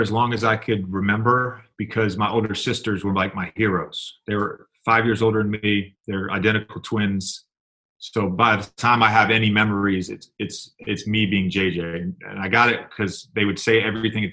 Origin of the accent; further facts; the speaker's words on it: Keswick, Virginia, United States; also born or lived in Tennessee / Roanoke, Virginia; when I was three, we moved from Tennessee. We moved to a little town outside Charlottesville called Keswick